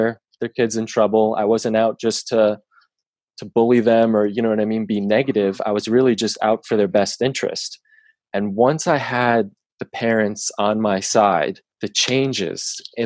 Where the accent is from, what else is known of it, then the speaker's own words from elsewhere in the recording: Long Island, New York, United States; I grew up, I'm born and raised on Long Island